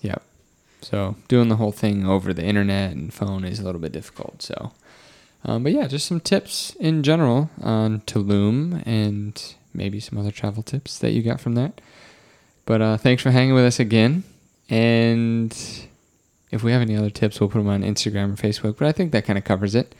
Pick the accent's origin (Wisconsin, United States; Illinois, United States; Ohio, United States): Wisconsin, United States